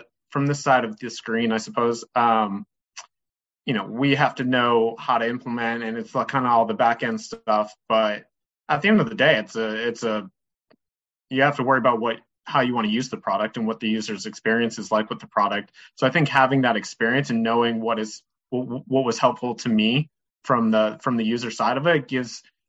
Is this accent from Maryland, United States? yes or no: no; Boston, Massachusetts, United States; moved away as an adult; also born or lived in North Carolina; I'm originally from Boston. Grew up just south of the city.